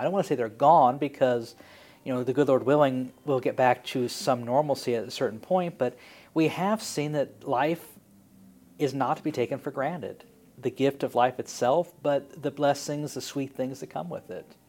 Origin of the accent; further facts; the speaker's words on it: Springfield, Illinois, United States; I grew up in Springfield